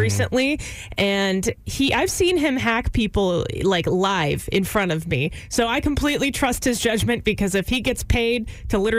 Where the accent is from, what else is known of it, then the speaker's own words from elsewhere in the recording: Houston, Texas, United States; now in Austin, United States; my hometown over in Houston